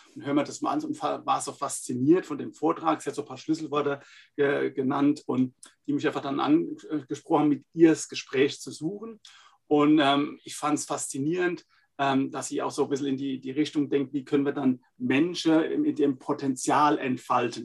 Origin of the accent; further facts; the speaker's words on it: Laumersheim, Rhineland-Palatinate, Germany; accent: Palatine; wie man hört, echter Pfälzer. Also ist kein Pfälzer Name, aber ich bin Pfälzer aus einem schönen kleinen Weinart in äh, der Pfalz, Laumersheim